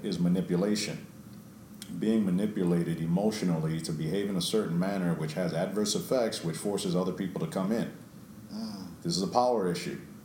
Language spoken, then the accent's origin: English; New York City, New York, United States; I grew up in New York